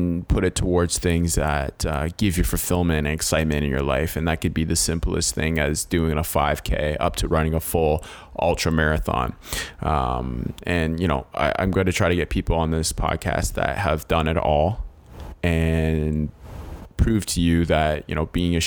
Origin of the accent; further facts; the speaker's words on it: Hamilton, Ontario, Canada; born and raised in Hamilton, Ontario